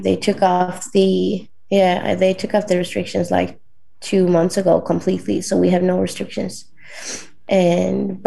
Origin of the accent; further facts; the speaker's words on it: northern Sweden, Sweden; my hometown in north of Sweden